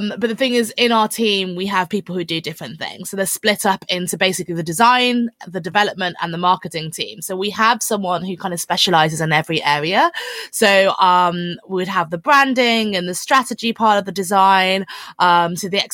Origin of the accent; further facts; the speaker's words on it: London, United Kingdom; I'm from London